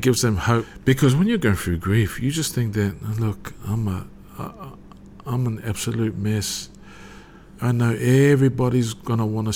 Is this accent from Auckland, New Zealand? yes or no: no; Wellington, New Zealand; born and raised in Wellington, New Zealand. Samoan family, religious background.